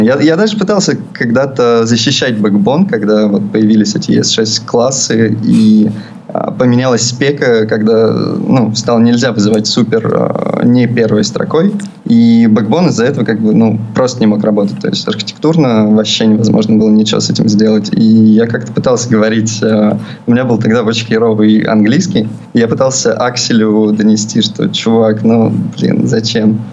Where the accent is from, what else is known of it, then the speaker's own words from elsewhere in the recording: Perm, Perm Krai, Russia; moved away as an adult; also born or lived in Moscow, Russia; now in Vietnam; А я вообще с Урала. А, я жил в Перми